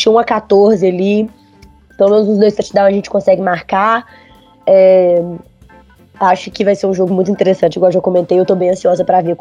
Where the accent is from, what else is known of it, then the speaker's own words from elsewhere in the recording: Belo Horizonte, Minas Gerais, Brazil; Eu sou de BH, Belo Horizontina.